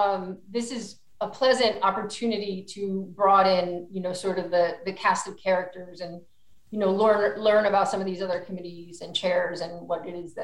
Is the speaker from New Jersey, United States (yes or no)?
yes; New Jersey, United States; moved away as an adult; now in California, United States; I am from New Jersey. I went to college at Rutgers University.